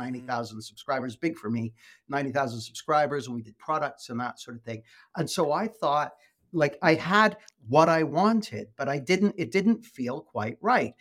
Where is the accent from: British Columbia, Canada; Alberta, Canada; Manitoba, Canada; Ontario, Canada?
British Columbia, Canada; west coast of Canada; moved away as an adult; now in United Kingdom; I live in the U K, but I grew up in Canada, on the west coast of Canada.